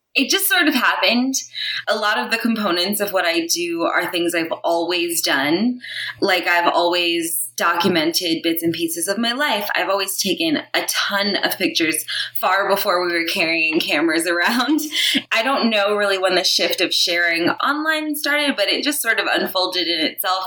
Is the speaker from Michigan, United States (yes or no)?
no; New York City, New York, United States; moved away as an adult; now in Los Angeles, United States; I was born and raised in Brooklyn, New York. I lived there my whole life until I was probably about 26